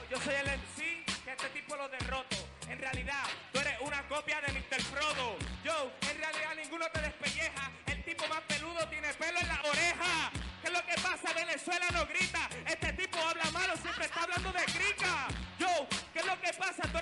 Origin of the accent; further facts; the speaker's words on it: Puerto Rico; Yo vengo, soy puertorriqueño, no el reggaetón no está en mi pinta.